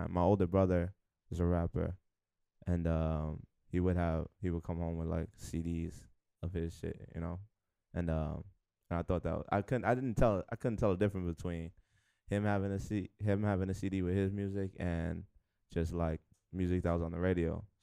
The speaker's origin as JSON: {"language": "English", "town": "New York City", "region": "New York", "country": "United States", "said": "from the Bronx, Hunts Point."}